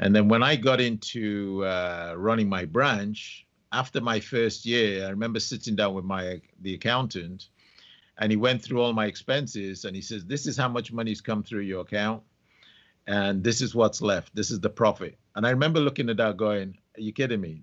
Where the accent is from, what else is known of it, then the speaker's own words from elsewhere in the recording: Nigeria; also born or lived in London; I was six weeks old when my parents took me to Nigeria, and I was brought up in Nigeria.